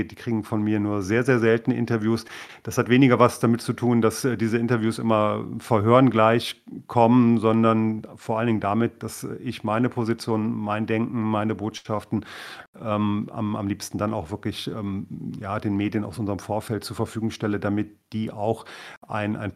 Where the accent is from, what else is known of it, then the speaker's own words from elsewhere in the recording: Thuringia, Germany; wir als Thüringer haben ja immer diesen Mut schon bewiesen für die Gesamtpartei